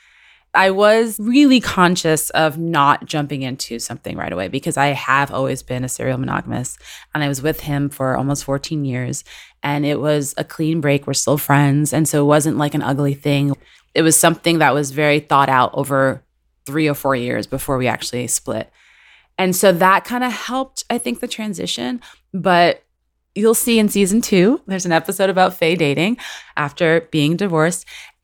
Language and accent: English; New York City, New York, United States; now in Los Angeles, United States; I will always at the core and in my heart be a Latina, Dominican American from New York City